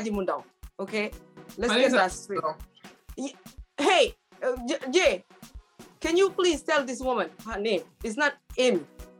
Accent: Nigeria; accent: Nigerian; Hey, my sister, let me use my Nigerian accent.

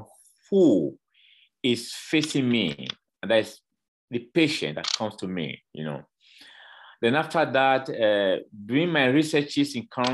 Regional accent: Edo, Nigeria; now in Mexico; Originally, I'm a Nigerian. I was born in Edo State, in Nigeria

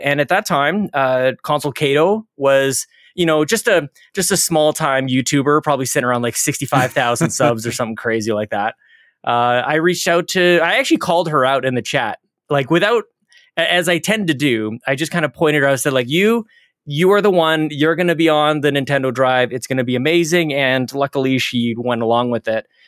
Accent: Canada; I'm Canadian

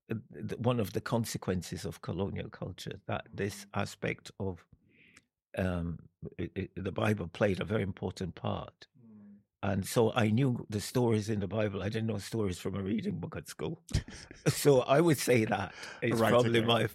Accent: Jamaica; also born or lived in London; now in Edinburgh, United Kingdom; I was brought up in Jamaica

